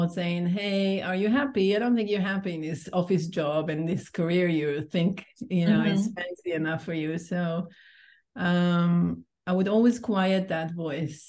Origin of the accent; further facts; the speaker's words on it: Israel; moved away as an adult; also born or lived in Portugal; now in Cascais, Portugal; I'm originally from Israel. I've been living in Portugal for 2.5 years now